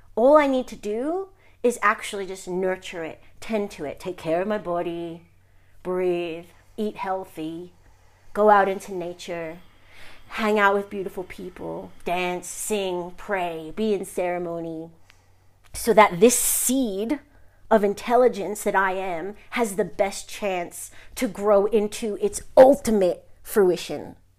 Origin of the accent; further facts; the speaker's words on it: New York, United States; I'm from New York, Sicilian